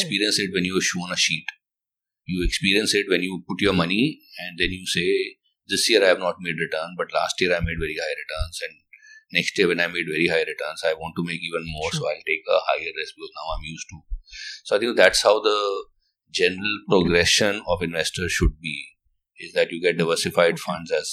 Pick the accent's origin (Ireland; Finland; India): India; Delhi; moved away as an adult; also born or lived in Chennai; We were in Chennai and but I was from Delhi.